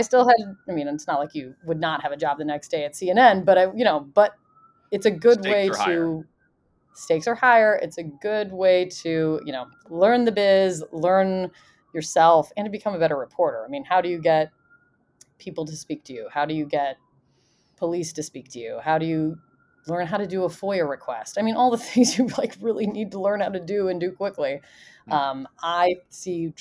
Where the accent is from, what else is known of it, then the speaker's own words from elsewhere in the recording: Indiana, United States; I'm from Indiana